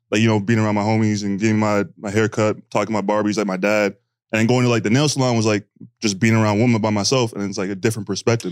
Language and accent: English; Canada; moved away; I'm from Canada